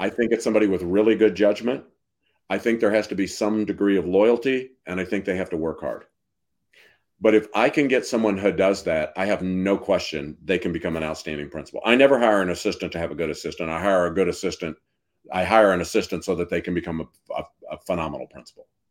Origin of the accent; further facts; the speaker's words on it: Missouri, United States; I'm from Missouri, where Washington has an R